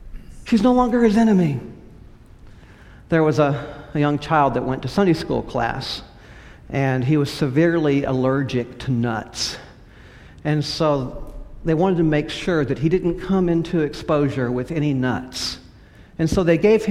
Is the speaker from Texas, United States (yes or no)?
yes; West Texas, United States; also born or lived in California / Lubbock, Texas; now in Houston, United States; I grew up in partly in West Texas, where my family was, some in California